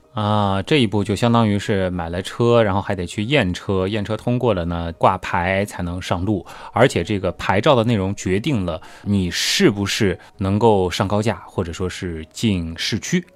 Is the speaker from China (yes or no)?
yes; Shanghai, China; accent: Shanghainese; 我们上海话啊，这个方言里面，王和黄直接是一个音